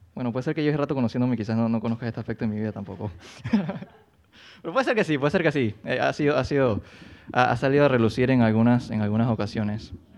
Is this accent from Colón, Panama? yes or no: yes; Colón, Panama; moved away as an adult; now in Panama City, Panama; yo soy de Colón, entonces yo me mudé a Panamá a los 18 años